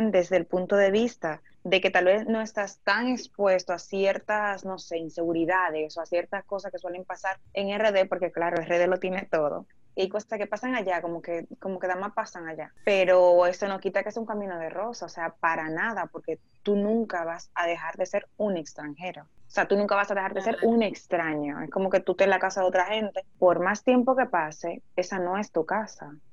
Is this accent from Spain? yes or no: yes; Spain; yo soy español de toda la vida